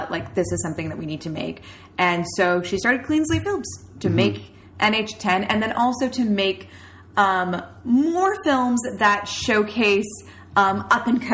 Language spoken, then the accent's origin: English; Canada; we're Canadian